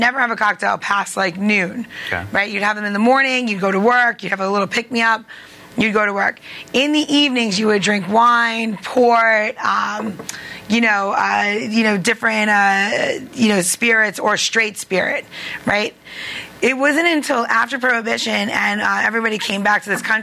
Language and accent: English; Long Island, New York, United States; accent: New York; moved away; I'm from Long Island.